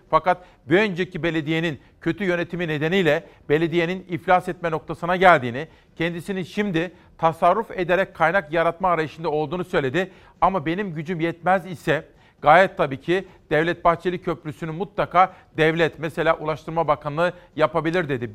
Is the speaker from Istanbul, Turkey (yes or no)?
no; Kütahya, Turkey; Kütahya'dan, memleketimden